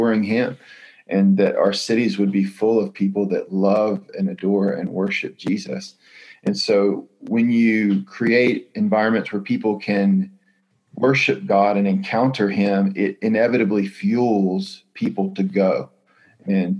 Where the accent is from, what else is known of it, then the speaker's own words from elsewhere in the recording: Greenville, North Carolina, United States; I grew up in Greenville in the eastern part of the state, Greenville, North Carolina